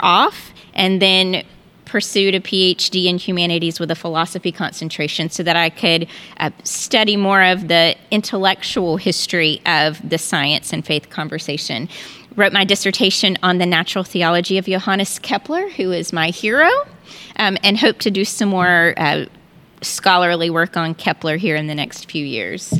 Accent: North Carolina, United States; moved away as an adult; also born or lived in Texas; now in Houston, United States; we are originally from North Carolina, but we moved to Texas twenty years ago, and we loved it so much that we decided to stay.

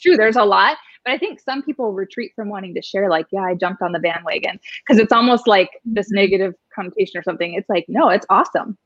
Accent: Superior, Wisconsin, United States; now in Arizona, United States; I am from a small town, um, Superior, Wisconsin. People think I'm Canadian all the time.

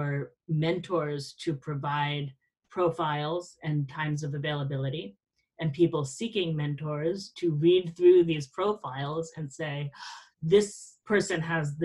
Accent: South Florida, United States; I grew up in South Florida.

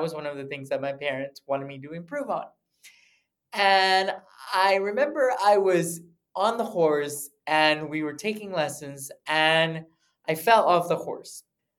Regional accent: United States; born there; So I was born in the States actually by accident. My parents were shopping. They're both from Mexico, and they were shopping for baby stuff.

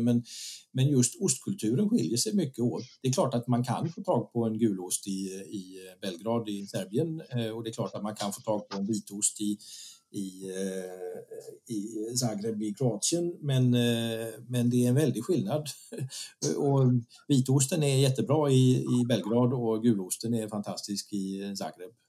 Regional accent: Visby, Gotland, Sweden; moved away as an adult; jag är född och uppvuxen i Visby

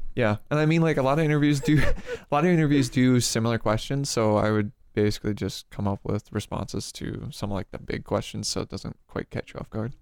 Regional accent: Peoria, Illinois, United States; moved away; I am from Peoria, Illinois

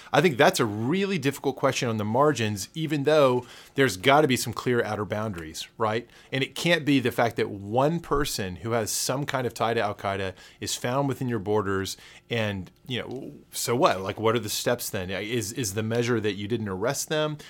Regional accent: Texas, United States; a Texan who loves Big Bend.

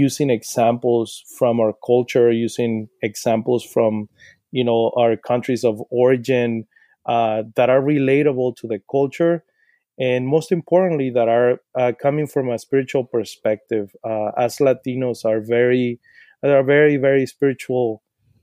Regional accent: Sinaloa, Mexico; English is a second language; moved away as an adult; now in Portland, United States; when I was growing up in Sinaloa, my mom used to take us to church

